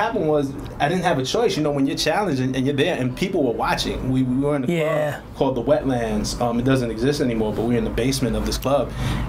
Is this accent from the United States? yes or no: yes; New York City, New York, United States; I'm from Flatbush, Brooklyn.